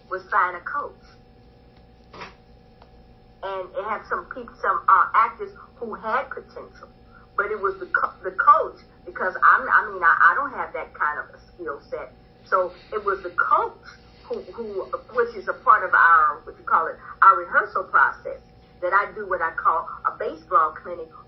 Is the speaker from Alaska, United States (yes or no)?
no; St. Louis, Missouri, United States; I'm from St. Louis, which is a baseball town.